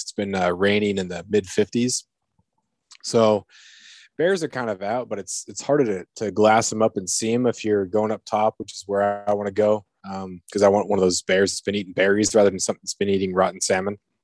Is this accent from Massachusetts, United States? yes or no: no; Prince of Wales Island, southeast Alaska, United States; also born or lived in Arizona / California / Ketchikan, Alaska; I grew up on Prince of Wales Island, which is in southeast Alaska